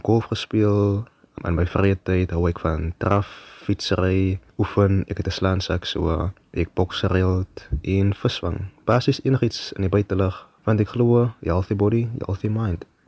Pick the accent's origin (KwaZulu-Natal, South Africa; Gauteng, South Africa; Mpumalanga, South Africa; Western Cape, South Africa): Western Cape, South Africa; Worcester; ek is gebore in Woester, klein dorp in die Boland hier groot geword